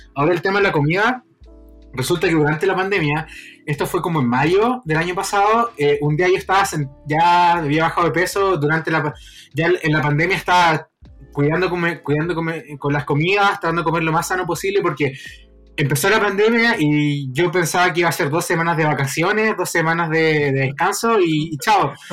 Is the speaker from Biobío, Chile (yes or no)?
yes; Concepción, Biobío, Chile; en Concepción, que es la ciudad donde yo nací